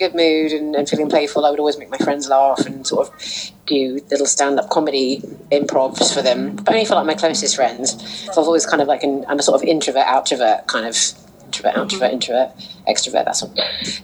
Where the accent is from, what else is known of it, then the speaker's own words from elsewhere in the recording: Barnet, London, United Kingdom; I was born in Barnet